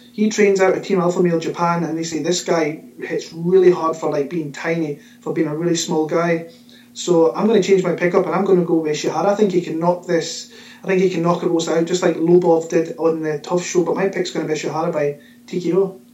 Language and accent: English; Scotland, United Kingdom; my hometown from my home country, Scotland